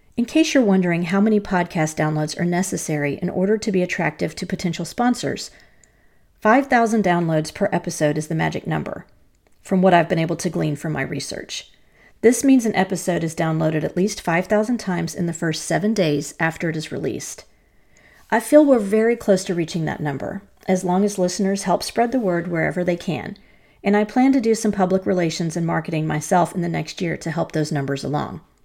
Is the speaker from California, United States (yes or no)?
no; North Carolina, United States; my home state